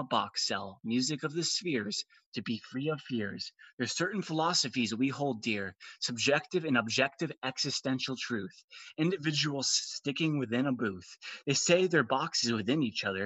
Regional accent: Arizona, United States; I'm 20 years old. I'm from Arizona.

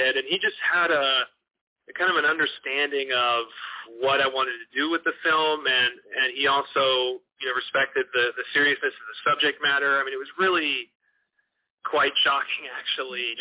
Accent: Northern California, Memphis and Nashville, Tennessee, United States; moved away as an adult; also born or lived in New York City; now in Los Angeles, United States; I'm from California originally, Northern California, but my family moved to the Mid-South when I was to Tennessee specifically when I was 13. And I lived in New York City, and I live in L.A. now. So I've lived in kind of a few different regions, but I primarily grew up in Memphis and Nashville

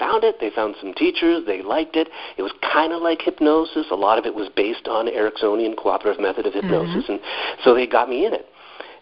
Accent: Canada; I grew up in Canada

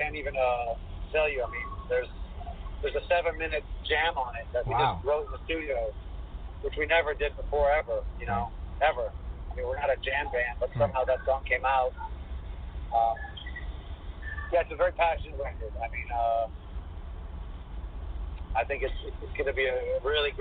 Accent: Greece; moved away as an adult; we're from Greece

